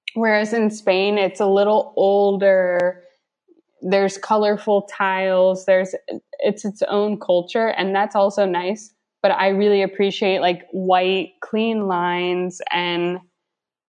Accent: United States; also born or lived in Barcelona; as an American coming abroad

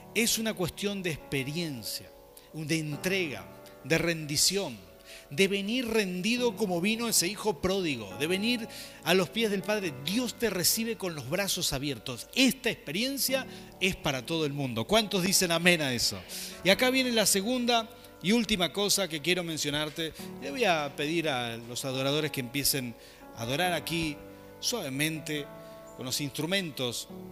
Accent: Mendoza, Argentina; somos mendocinos

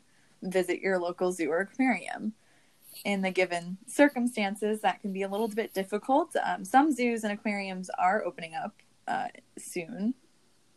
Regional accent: Long Island, New York, United States; where I lived on Long Island

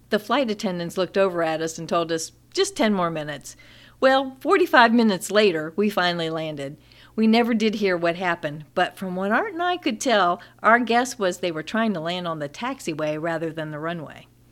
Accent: Florida, United States; growing up in Florida

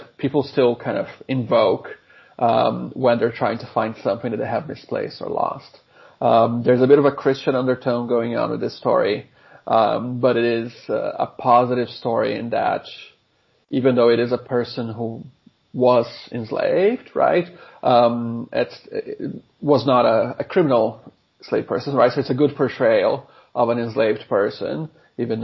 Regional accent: Brazil; moved away as an adult; now in Sydney, Australia; I am originally from Brazil, but I have been here at UNSW for just under 10 years now

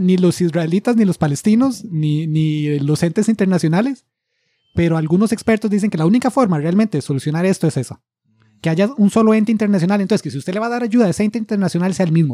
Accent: Costa Rica

